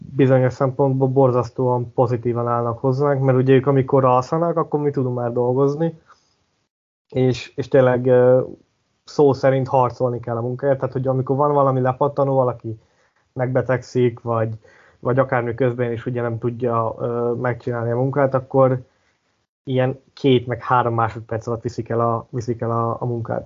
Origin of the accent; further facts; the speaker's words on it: Hungary; többen vagyunk magyarok, mint, mint britek